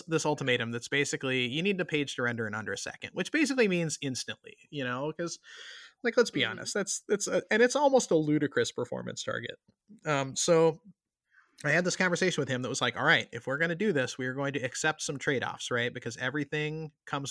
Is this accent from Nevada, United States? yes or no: no; South Georgia, United States; now in Washington, D.C., United States; I grew up in South Georgia